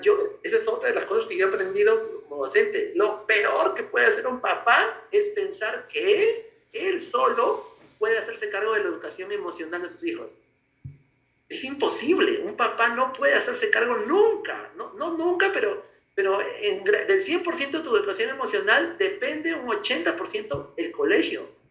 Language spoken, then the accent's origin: Spanish; Peru; soy peruano